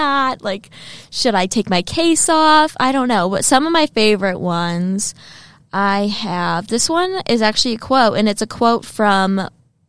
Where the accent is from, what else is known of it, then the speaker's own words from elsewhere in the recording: Tennessee, United States; now in Kentucky, United States; I'm from Tennessee